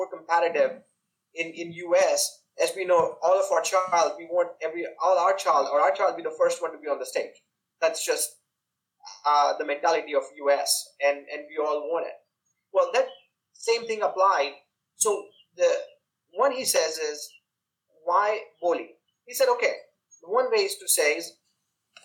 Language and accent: English; India; especially growing up in India